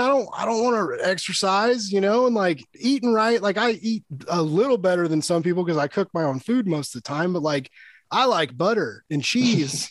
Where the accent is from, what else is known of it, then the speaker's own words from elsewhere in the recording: Kansas City, United States; I'm from Kansas city